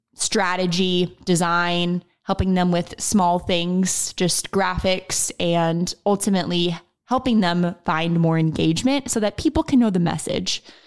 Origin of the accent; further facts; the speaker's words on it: Oklahoma, United States; also born or lived in Texas; I am from Oklahoma. So I was born and raised in Oklahoma. I'm still here in Oklahoma.